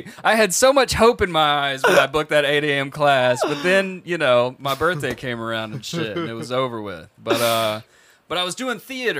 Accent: Mississippi, United States; also born or lived in New Orleans, Louisiana; I am from Mississippi, and I grew up between Mississippi and New Orleans, Southern kid. I went to Mississippi State for 2.5 whole years

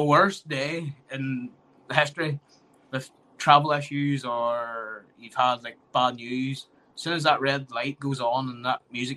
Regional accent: Ballymoney, Northern Ireland, United Kingdom; that's my hometown

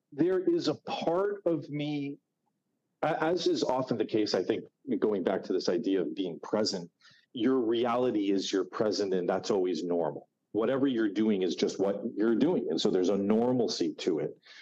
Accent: New Jersey, United States; moved away as an adult; now in New York City, United States; I'm from New Jersey. Most of my adult life has been in New York City, but from New Jersey, from a stereotypical northeast suburb

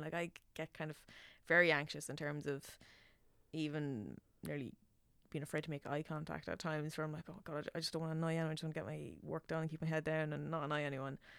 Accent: Nobber, Leinster, Ireland; accent: Meath; moved away as an adult; now in Dublin, Ireland; when I go home, my accent comes out so much thicker

